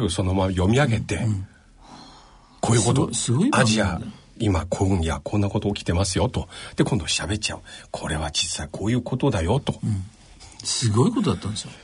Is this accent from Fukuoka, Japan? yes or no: yes; Fukuoka, Japan; born there; 僕はね、福岡です。